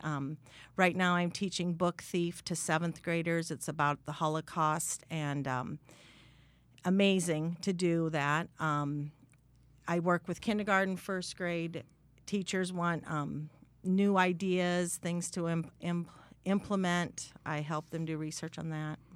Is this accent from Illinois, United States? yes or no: no; Sibley, Iowa, United States; also born or lived in San Antonio, Texas; I grew up in Sibley, Iowa, way in the northwest corner of the state.